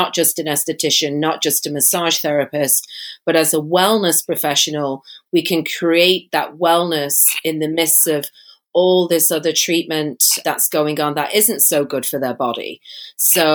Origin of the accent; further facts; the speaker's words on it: Manchester, North West England, United Kingdom; moved away as an adult; now in San Diego, United States; I'm not from America, and I don't live in Mexico, but I was born in Manchester, England.